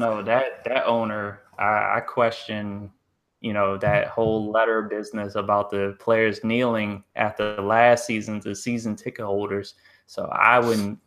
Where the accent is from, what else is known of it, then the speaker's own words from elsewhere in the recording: Columbia, Maryland, United States; where I grew up in Columbia, Maryland